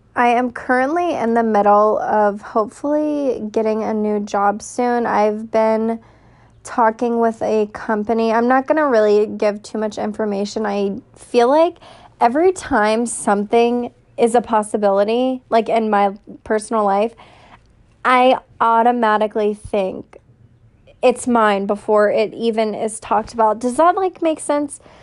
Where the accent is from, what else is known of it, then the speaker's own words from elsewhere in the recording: Raleigh, North Carolina, United States; I was born and raised in Raleigh, North Carolina.